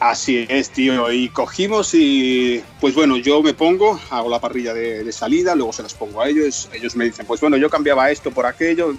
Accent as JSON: {"language": "Spanish", "area": "Cádiz", "region": "Andalusia", "country": "Spain", "also_born_or_lived": "Toledo", "moved": "as an adult"}